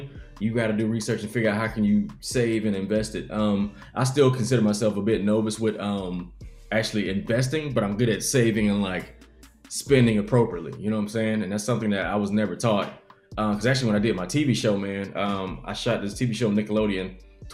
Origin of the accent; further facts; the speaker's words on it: Columbia, South Carolina, United States; I'm from Columbia, South Carolina